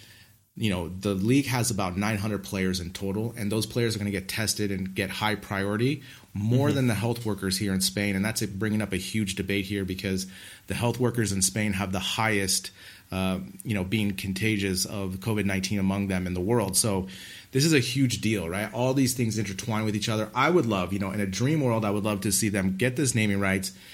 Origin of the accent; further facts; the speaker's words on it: United States; as an American